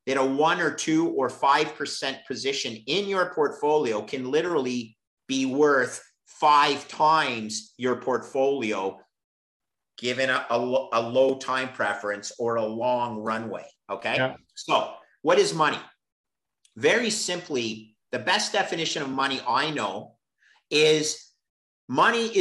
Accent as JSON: {"language": "English", "town": "Montreal", "region": "Quebec", "country": "Canada", "tie": "born or raised there", "said": "I was working for the CFO in Montreal, my hometown"}